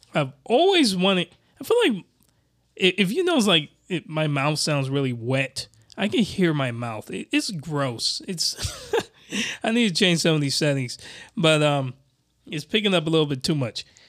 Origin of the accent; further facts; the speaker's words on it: United States; a Westerner like myself, I'm American.